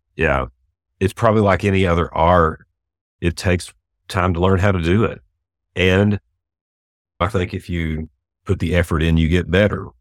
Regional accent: Houston, Texas, United States; now in Dallas, United States; I was born and raised in Houston

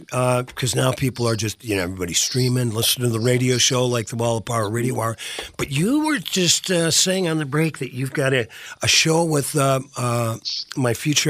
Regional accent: Virginia, Minnesota, United States; my hometown of Virginia.

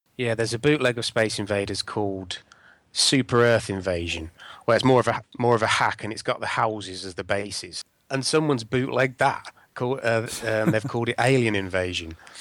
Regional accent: Northamptonshire, East Midlands, United Kingdom; I grew up in Northamptonshire

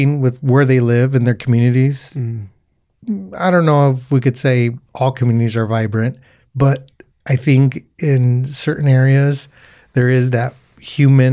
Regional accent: Placentia, California, United States; moved away as an adult; now in Whittier, United States; there's a company that I totally support out in Placentia. That's my hometown. You know, I'm a transplant here to Whittier.

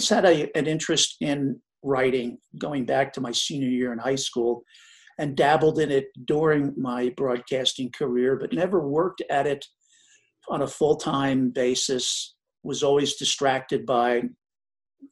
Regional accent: New Jersey, United States; I grew up in New Jersey

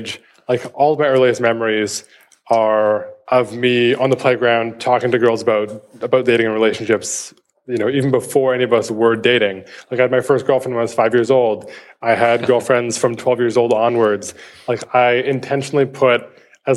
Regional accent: Vancouver, British Columbia, Canada; I was born and raised in Vancouver, Canada, where I still live.

